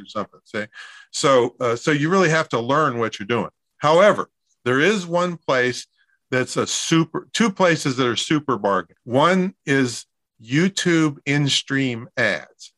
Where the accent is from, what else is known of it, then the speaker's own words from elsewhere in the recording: Claysville, Pennsylvania, United States; moved away; It's it's Claysville, Pennsylvania